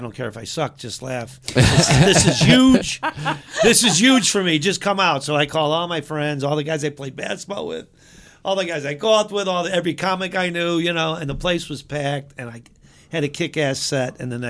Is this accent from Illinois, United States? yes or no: yes; Chicago, Illinois, United States; now in Los Angeles, United States; I was from Chicago.